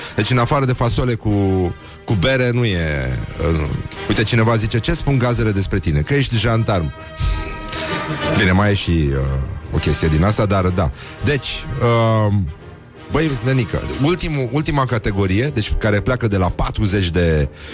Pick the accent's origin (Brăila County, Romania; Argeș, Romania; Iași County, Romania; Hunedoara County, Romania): Brăila County, Romania; Brăila; eu sunt din Brăila, Brăila nu e Moldova